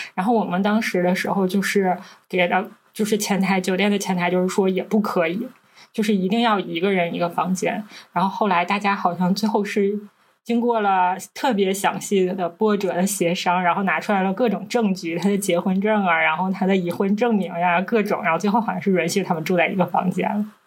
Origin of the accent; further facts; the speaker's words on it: Northeast China, China; 我们是三个来自东北的Ladies